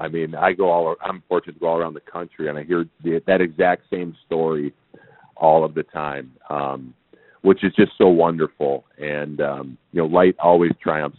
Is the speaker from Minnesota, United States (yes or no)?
yes; St. Paul, Minnesota, United States; where I grew up in St. Paul, Minnesota in the 80s